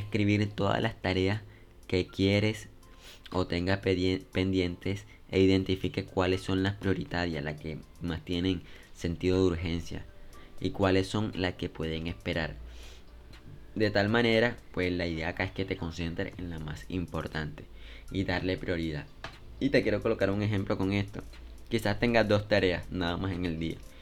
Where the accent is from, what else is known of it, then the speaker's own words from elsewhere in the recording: Colombia; en mi país Colombia